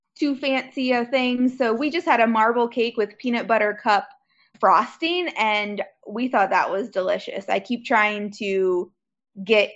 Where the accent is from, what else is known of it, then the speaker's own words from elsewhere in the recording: Pennsylvania, United States; we're from Pennsylvania